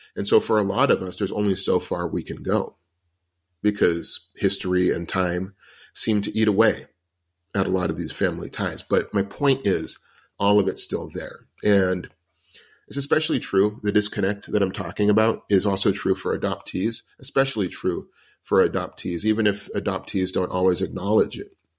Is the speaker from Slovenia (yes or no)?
no; United States; because I'm an American and that's where I've grown up